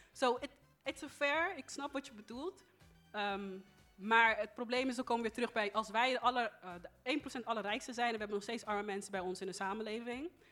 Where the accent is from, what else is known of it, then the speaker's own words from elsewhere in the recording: Netherlands; Ik ben geboren in Nederland